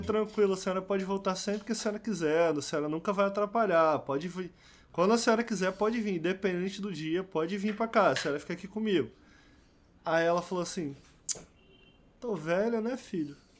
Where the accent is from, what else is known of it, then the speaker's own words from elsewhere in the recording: Rio de Janeiro, Brazil; moved away; tenho saudade da minha terrinha